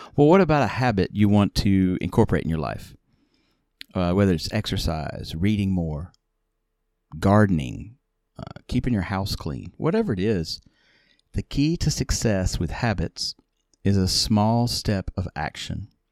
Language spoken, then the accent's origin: English; the South, United States; I'm from the South